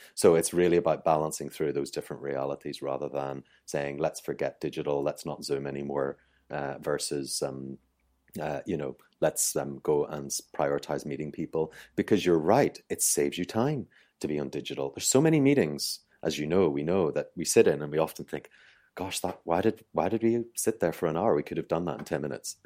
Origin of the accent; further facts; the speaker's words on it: Ireland; I'm Irish